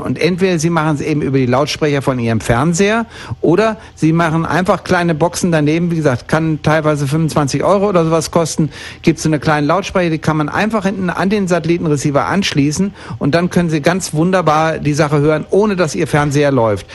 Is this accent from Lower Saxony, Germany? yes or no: no; Bielefeld, North Rhine-Westphalia, Germany; moved away; ich bin in Bielefeld geboren und bin dort aufgewachsen